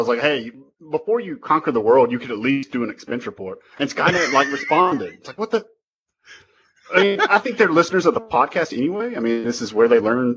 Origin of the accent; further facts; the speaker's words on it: Alabama, United States; Alabama, born and raised